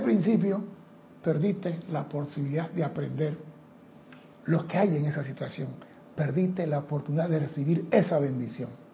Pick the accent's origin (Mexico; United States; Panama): Panama; aquí en Panamá